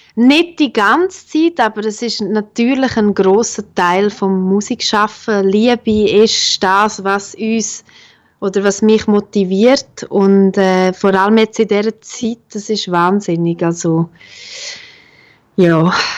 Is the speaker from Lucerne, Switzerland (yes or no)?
no; La Punt Chamues-ch, Graubünden, Switzerland; accent: Bündner; moved away; also born or lived in Bern; Ich komme ja ursprünglich aus La Ponte Chamouest, aus einem kleinen 700 Einwohner Seelendorf